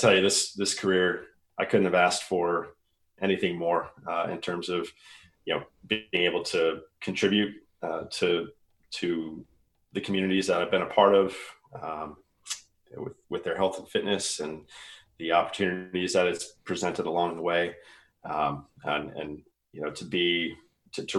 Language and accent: English; Washington, District of Columbia, United States; moved away as an adult; now in San Diego, United States; back in my hometown of Washington, D.C.